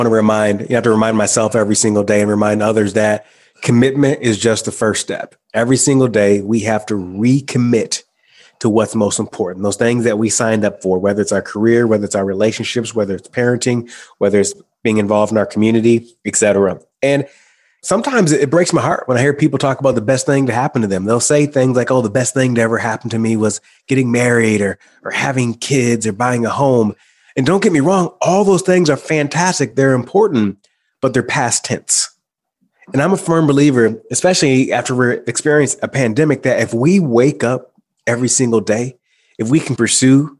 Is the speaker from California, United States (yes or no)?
no; Michigan, United States; moved away; I decided to go back home to my hometown, my small hometown in Michigan